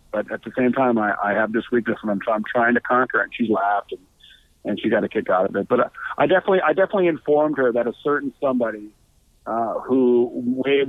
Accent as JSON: {"language": "English", "town": "Buffalo", "region": "New York", "country": "United States", "moved": "as an adult", "lives_now": "Los Angeles, United States", "said": "I'm from Buffalo, New York"}